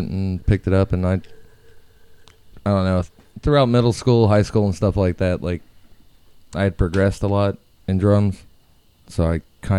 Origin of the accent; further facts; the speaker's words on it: Florida, United States; Citrus County.